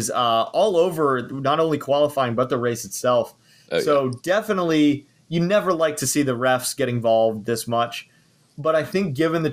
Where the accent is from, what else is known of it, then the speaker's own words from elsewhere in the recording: United States; as an American